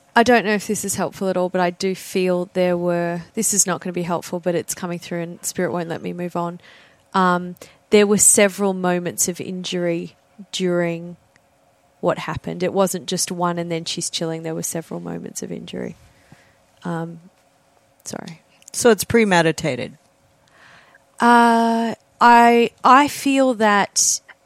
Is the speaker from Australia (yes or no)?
yes; Australia; I'm Australian